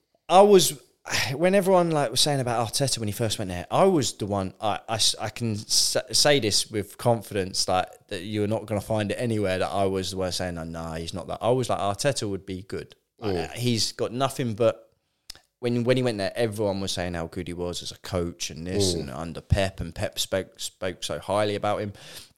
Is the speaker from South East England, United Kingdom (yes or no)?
yes; Guildford, South East England, United Kingdom; See, now, obviously, growing up in Guildford, I was a Man United fan.